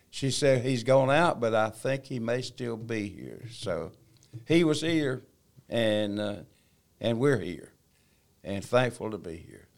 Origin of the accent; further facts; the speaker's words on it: China Grove, North Carolina, United States; also born or lived in Albemarle, North Carolina; I was born in Albemarle, North Carolina. Uh, my dad and mo-, mom, uh, worked in the textiles, so they, uh, came to China Grove, and, uh, and we moved there. I was I was probably four or five years old